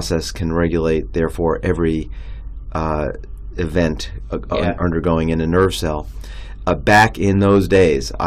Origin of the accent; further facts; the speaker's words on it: New York City, New York, United States; also born or lived in Long Island, New York / New Haven, Connecticut; I grew up in New York City and then on Long Island